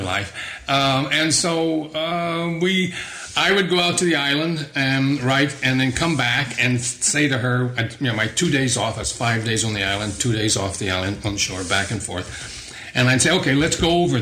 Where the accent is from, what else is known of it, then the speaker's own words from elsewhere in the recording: South Texas, United States; growing up in South Texas